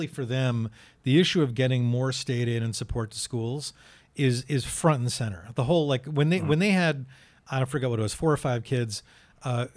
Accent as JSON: {"language": "English", "town": "Amherst", "region": "Massachusetts", "country": "United States", "tie": "born or raised there", "also_born_or_lived": "New Jersey", "said": "in Amherst, you know, the town I grew up"}